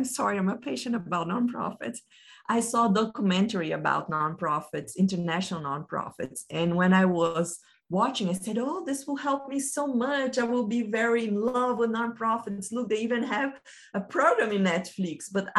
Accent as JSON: {"language": "English", "country": "Brazil", "second_language": "English", "moved": "yes", "lives_now": "United States", "said": "I came from Brazil, stayed 6 years here in the United States, and my next journey will be in Australia."}